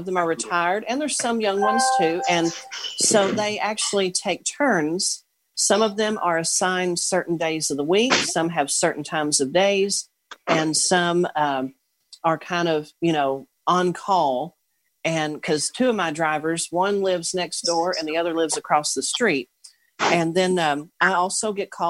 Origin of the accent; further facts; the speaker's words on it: Owensboro, Kentucky, United States; I'm from Owensboro, Kentucky